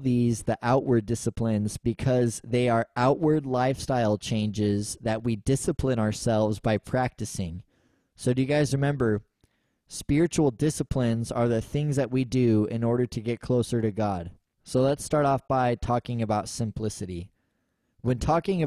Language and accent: English; United States; us as American Christians